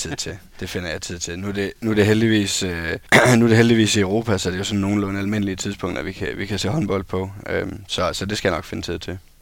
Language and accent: Danish; Esbjerg, Southern Denmark, Denmark; jeg er fra Esbjerg